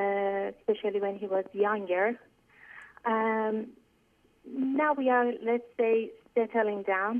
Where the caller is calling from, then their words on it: Canada; I'm calling from Canada.